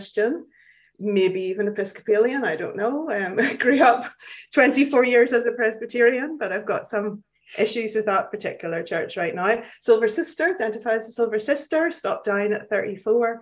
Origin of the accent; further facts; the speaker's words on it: Belfast, Northern Ireland, United Kingdom; moved away as an adult; now in Edinburgh, United Kingdom; I grew up in Belfast